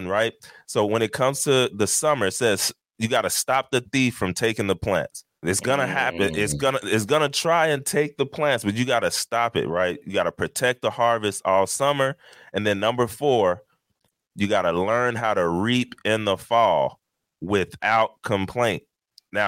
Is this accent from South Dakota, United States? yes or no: no; Texas, United States; now in New Jersey, United States; I'm from Texas